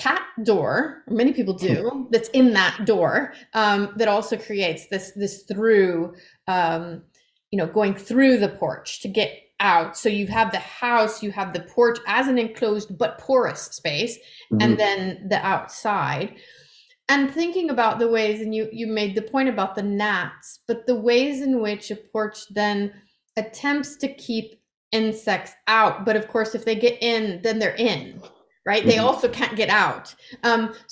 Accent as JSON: {"language": "English", "region": "Texas", "country": "United States", "tie": "born or raised there", "said": "having grown up in the southern US also. So I'm a Texan"}